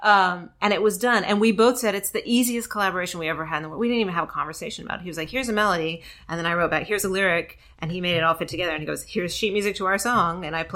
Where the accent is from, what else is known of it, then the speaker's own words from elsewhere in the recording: outside of Memphis, Tennessee, United States; also born or lived in Georgia; I'm from the South. Yeah. I grew up outside of Memphis.